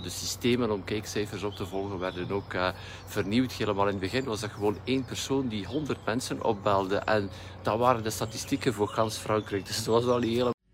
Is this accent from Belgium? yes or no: yes; West Flanders, Belgium; bij ons in West-Vlaanderen